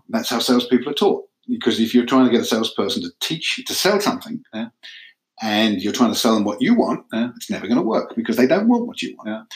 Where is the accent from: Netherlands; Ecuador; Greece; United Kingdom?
United Kingdom; England; moved away as an adult; also born or lived in Manchester; now in United States; I'm from England